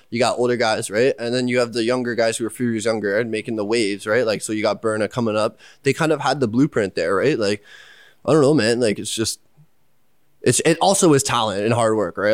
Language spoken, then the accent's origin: English; Pickering, Ontario, Canada; I grew up in Pickering. It's in the East End. Yeah, uh, like Durham region